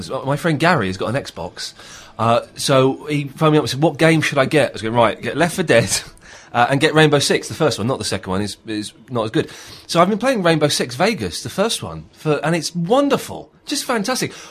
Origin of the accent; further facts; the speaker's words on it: London, United Kingdom; accent: American; I said, "No, I was born in England. I'm English, but I've just got this accent somehow. I don't know how."